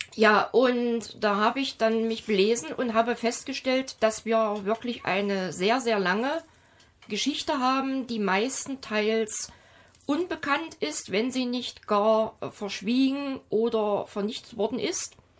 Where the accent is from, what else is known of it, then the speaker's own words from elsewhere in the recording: Germany; ich bin als in der DDR aufgewachsene Frau